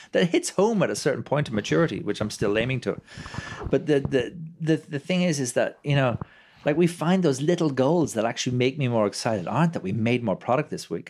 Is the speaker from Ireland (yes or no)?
yes; Ireland; I'm a proud Irishman